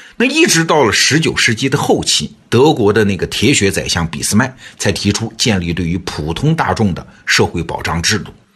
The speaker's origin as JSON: {"language": "Chinese", "country": "China", "said": "我们中国人几千年的生活"}